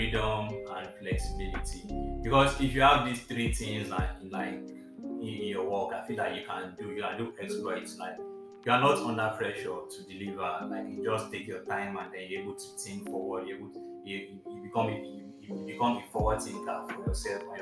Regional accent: Nigeria; me being a Nigerian

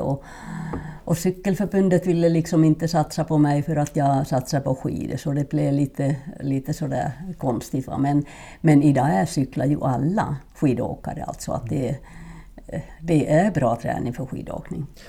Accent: Finland; Swedish is a second language; moved away as an adult; also born or lived in Norrland / Borås, Sweden; now in Sweden; min första skidtävling gjorde jag när jag var sex år hemma i Finland

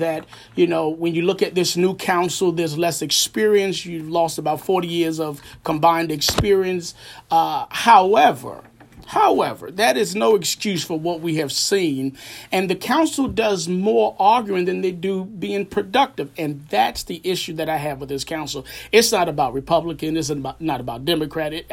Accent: New York City, New York, United States; moved away as an adult; now in Fayetteville, United States; Born and raised in Harlem

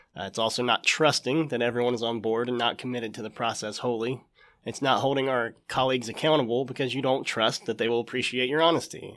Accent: Jackson, Ohio, United States; We got two kids, Henry and Clara, and we're from Jackson

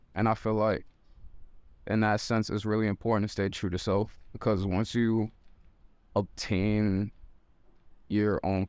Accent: New York City, New York, United States; also born or lived in Baltimore; I was born in Baltimore, but I'm Harlem raised. I'm in Harlem right now.

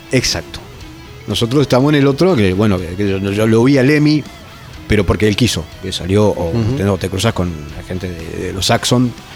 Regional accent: Entre Ríos, Argentina; also born or lived in Brazo Largo / Zárate, Buenos Aires; yo me crié en la isla, en Brazo Largo, y en, un pueblito entre ríos que se llama ¿no? Y luego Zárate

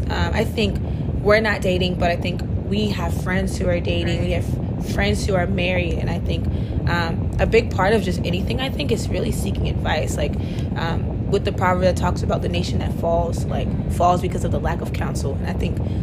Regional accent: Palm Beach County, Florida, United States; now in Miami, United States; I am from Palm Beach County, the good old 561. But my family's from Haiti

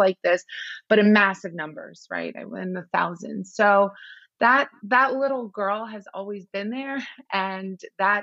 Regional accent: Iran; I was born in Iran during the Iran-Iraq War.

